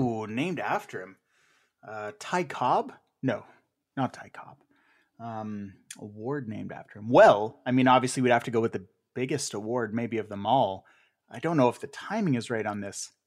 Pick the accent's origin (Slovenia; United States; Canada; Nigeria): Canada; Ottawa, Ontario; my hometown